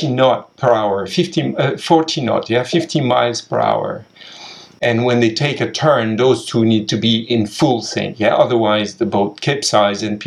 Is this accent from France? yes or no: yes; France; moved away; also born or lived in Asia; I'm French